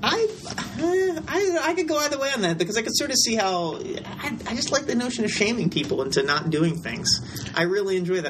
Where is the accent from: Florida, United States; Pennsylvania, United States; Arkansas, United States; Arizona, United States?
Pennsylvania, United States; Philadelphia; moved away; also born or lived in Richmond, Virginia; I was born in Philadelphia